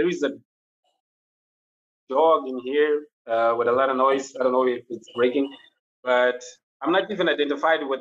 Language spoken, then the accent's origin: English; Maputo, Mozambique; I'm born and raised in Maputo, which is the capital